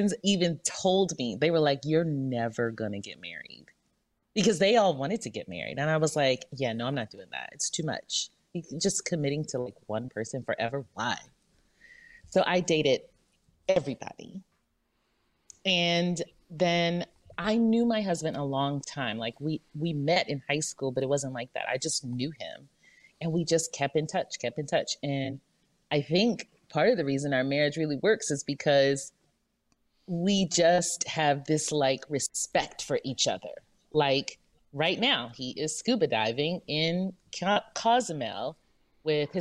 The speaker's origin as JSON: {"language": "English", "region": "Louisiana", "country": "United States", "moved": "yes", "said": "I'm from Louisiana, but we always lived somewhere else."}